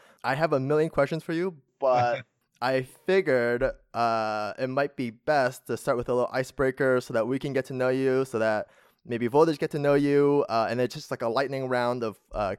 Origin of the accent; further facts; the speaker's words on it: Edmonton, Alberta, Canada; moved away; I'm originally from Edmonton